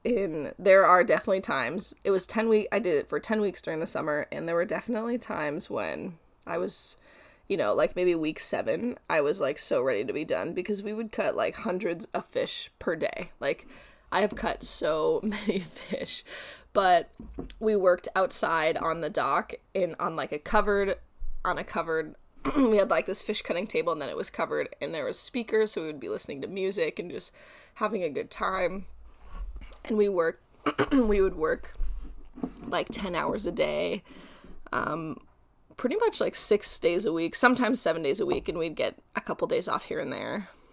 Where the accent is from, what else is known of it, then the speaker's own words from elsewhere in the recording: Colorado, United States; also born or lived in Prince of Wales Island, Alaska; now in Oregon, United States; I'm from Colorado, and I currently live in Oregon